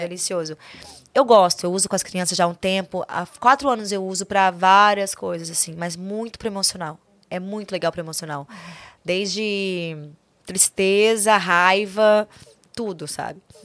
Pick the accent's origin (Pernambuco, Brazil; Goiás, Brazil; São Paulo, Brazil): Goiás, Brazil; Goiânia; nasci em Goiânia